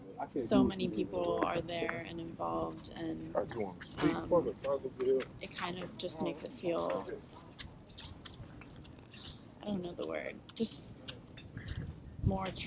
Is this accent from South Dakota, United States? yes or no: no; Annapolis, Maryland, United States; I'm from Annapolis